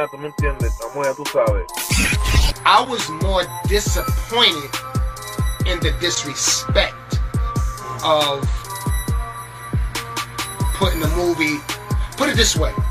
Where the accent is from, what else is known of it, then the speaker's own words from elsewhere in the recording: Dominican Republic; en lo que es ese ritmo que nos está identificando a nosotros como dominicanos.